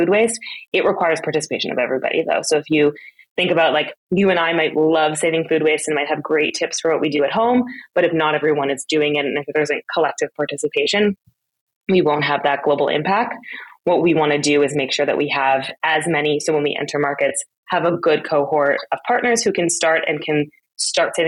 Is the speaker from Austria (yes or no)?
yes; Austria; moved away; also born or lived in Berlin, Germany; I grew up in Austria and then lived in Berlin for a time during my 20s